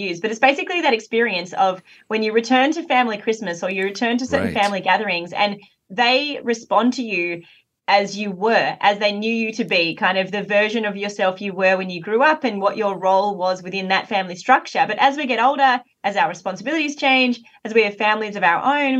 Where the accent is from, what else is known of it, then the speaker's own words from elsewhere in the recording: Australia; I grew up in Australia